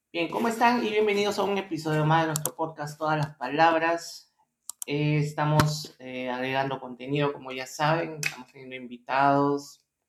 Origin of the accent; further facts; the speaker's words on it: Peru; estamos acá pues este en eh, nuestro Perú